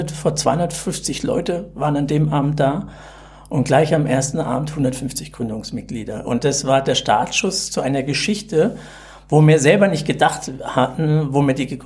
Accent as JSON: {"language": "German", "town": "Karlsruhe", "region": "Baden-Württemberg", "country": "Germany", "tie": "born there", "lives_now": "Bavaria, Germany", "said": "ich bin auch nur ein Pseudo-Bayer, weil ich bin gebürtig aus Karlsruhe, Baden-Württemberg und mich hat auch nach Bayern verschlagen."}